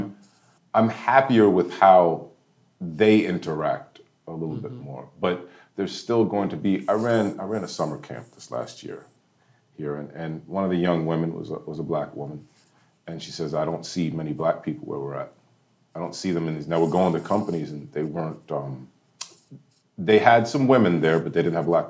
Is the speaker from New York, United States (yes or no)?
yes; New York City, New York, United States; moved away as an adult; now in South Carolina, United States; I grew up in New York City